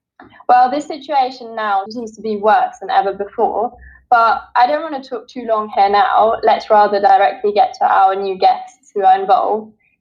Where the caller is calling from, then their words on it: England, United Kingdom; I'm calling in from England today.